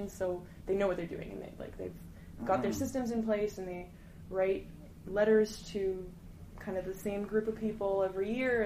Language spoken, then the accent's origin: English; Montreal, Quebec, Canada; moved away as an adult; now in Toronto, Canada; I'm born and raised in Montreal, mm-hmm. but so I'd only ever lived there my whole life